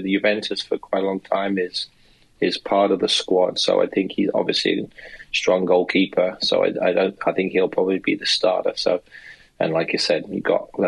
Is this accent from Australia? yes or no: no; England, United Kingdom; now in United States; myself as an Englishman, but also a naturalized American citizen